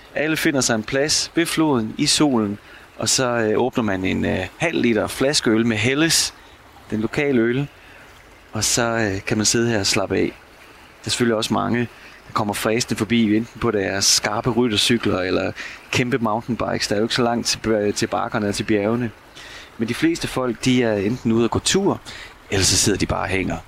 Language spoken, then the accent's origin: Danish; Denmark; moved away as an adult; now in Munich, Germany; hjemme i Danmark